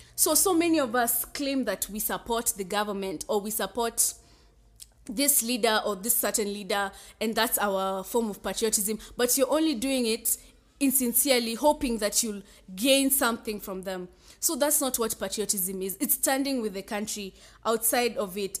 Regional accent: Kenya; I'm a Kenyan too

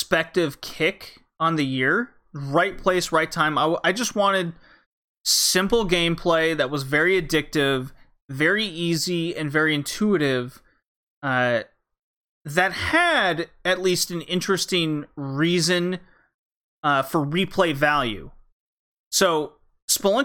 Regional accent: Rocky Mountains, United States; I was born in the Rocky Mountains

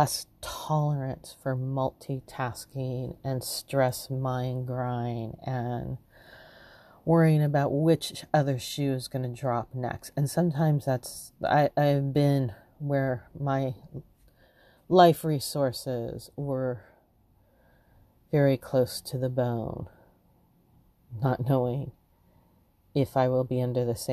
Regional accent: Los Angeles, California, United States; Growing up in Los Angeles

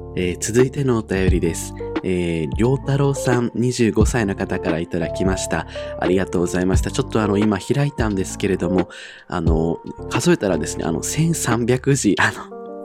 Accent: Iwate, Japan; 地元が私、岩手なんですけれども

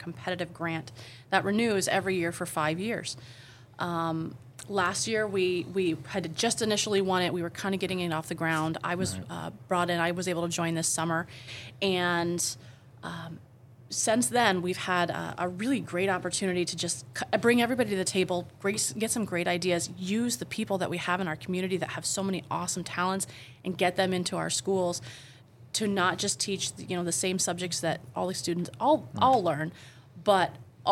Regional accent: Beekmantown, New York, United States; I graduated from Beekmantown.

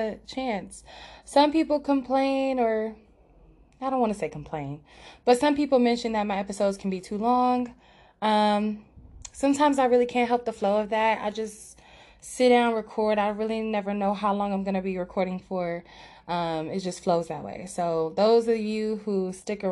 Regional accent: Los Angeles, California, United States; my hometown, Los Angeles

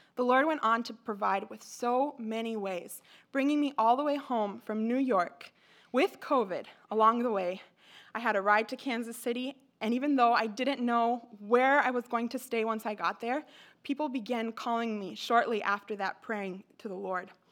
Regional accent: Mexico; moved away; I grew up in Mexico

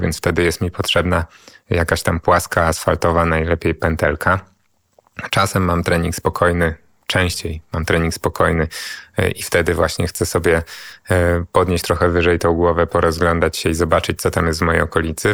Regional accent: Warsaw, Masovian Voivodeship, Poland; urodziłem się i wychowałem na Żoliborzu

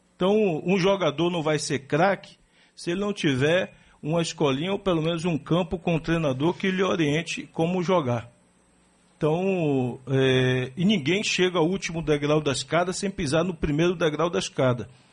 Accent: Salvador, Bahia, Brazil; nunca esqueci de onde eu vim, lá da favela da Liberdade

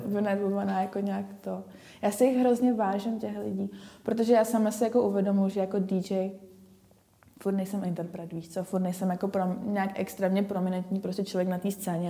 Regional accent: Ostrava, Moravian-Silesian Region, Czechia; Já jsem z Ostravy

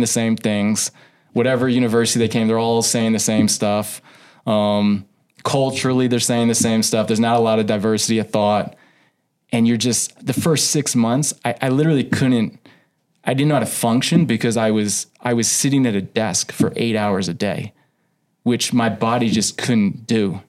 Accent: Houston, Texas, United States; moved away as an adult; now in Billings, United States; I grew up in Houston.

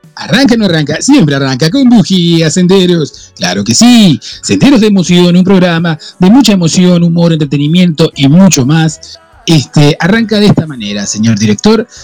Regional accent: Argentina; Yo soy argentino.

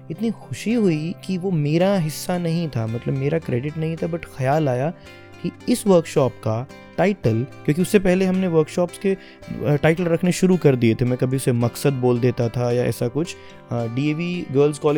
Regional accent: Ratia, Haryana, India; first language Haryanvi; क्योंकि मैं रतिया में पला बड़ा और हरियाणवी के साथ में घर से तो बिल्कुल मातृभाषा माँ बोली है

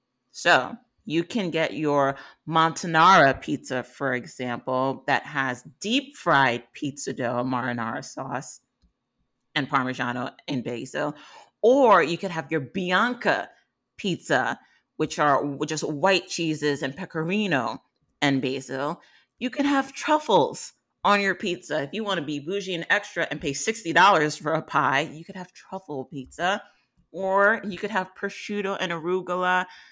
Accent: New York, United States; now in Los Angeles, United States; As a New Yorker, when I tell you coming out here to LA, it was a struggle to find good pizza like I know from back home.

